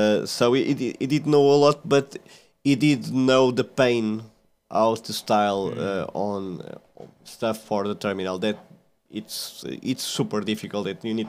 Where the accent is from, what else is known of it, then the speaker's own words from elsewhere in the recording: Centre, Portugal; moved away as an adult; now in Lisbon, Portugal; I'm from Portugal, from the kind of a small village in Portugal, in the middle of Portugal, not the big city. But I went to work like 13 years ago to Lisbon, that is the capital of Portugal.